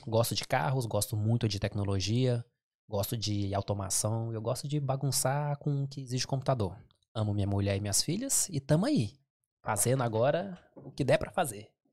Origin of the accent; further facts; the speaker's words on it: Goiás, Brazil; moved away as an adult; now in England; eu sou brasileiro, goiano